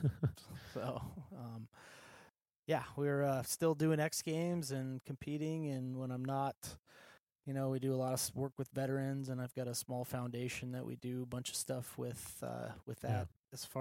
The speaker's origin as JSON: {"language": "English", "region": "Alaska", "country": "United States", "tie": "born or raised there", "said": "I'm born and raised in Alaska"}